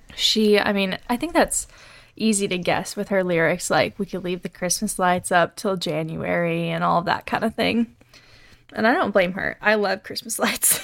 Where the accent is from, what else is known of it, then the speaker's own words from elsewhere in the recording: the South, United States; we grew up in the South